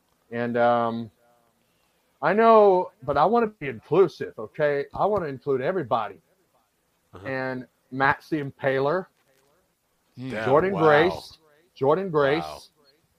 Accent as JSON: {"language": "English", "region": "Indiana", "country": "United States", "said": "my home state of Indiana."}